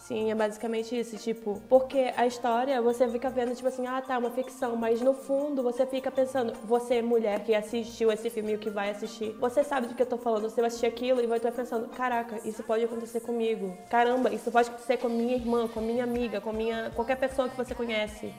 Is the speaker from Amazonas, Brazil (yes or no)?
yes; Manaus, Amazonas, Brazil; como amazonense, como manauara e como brasileira